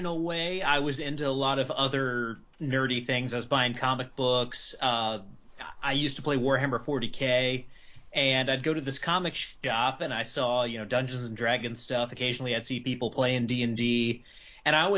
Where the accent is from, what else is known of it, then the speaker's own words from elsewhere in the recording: North Carolina, United States; moved away as an adult; now in Nashville, United States; once I moved from North Carolina, where I lived my whole life, to Nashville after I got married